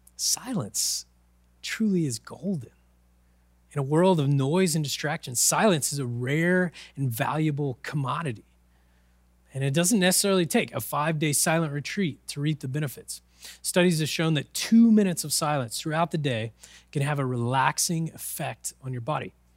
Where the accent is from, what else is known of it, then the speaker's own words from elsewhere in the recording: Oklahoma, United States; I'm from Oklahoma. the land of tornadoes and whirlwinds